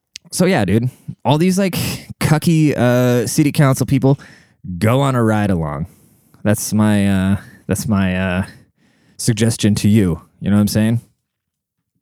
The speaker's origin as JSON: {"language": "English", "town": "Seattle", "region": "Washington", "country": "United States", "said": "I'm from Seattle"}